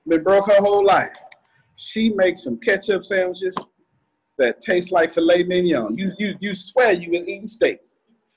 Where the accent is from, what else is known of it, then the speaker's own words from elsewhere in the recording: the South, United States; I'm from the South